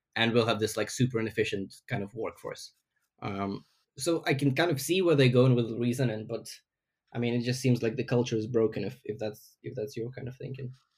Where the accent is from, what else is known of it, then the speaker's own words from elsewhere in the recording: Ukraine; now in London, United Kingdom; I'm from Ukraine originally, but I live in London.